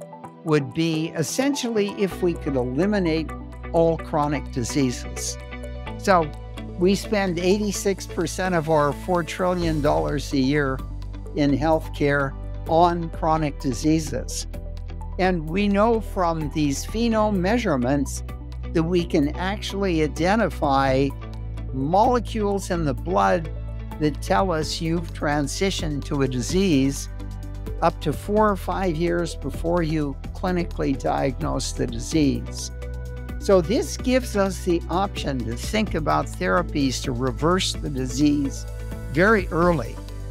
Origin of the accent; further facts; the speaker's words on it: Missoula, Montana, United States; I was born in Missoula, Montana, grew up in Montana, went as an undergraduate to Caltech